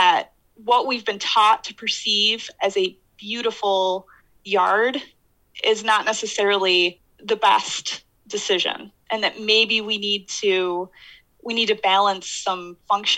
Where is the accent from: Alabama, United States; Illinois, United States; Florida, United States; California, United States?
Illinois, United States; Chicago suburbs; moved away as an adult; also born or lived in Lawton, Michigan; now in Michigan, United States; I'm originally from Illinois, from like the Chicago suburbs